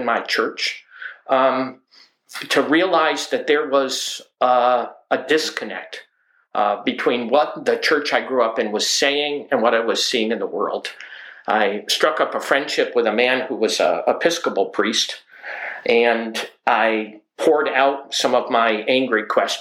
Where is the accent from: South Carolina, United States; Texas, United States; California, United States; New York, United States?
New York, United States; the Adirondacks; now in Alaska, United States; I grew up in the Adirondacks in a small mountain community south of the Canadian border, north of Lake George, New York.